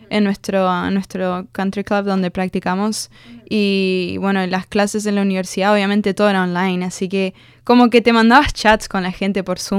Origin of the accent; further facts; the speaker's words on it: Argentina; also born or lived in United States; yo en realidad nací en Estados Unidos porque mis papás estaban haciendo un máster's.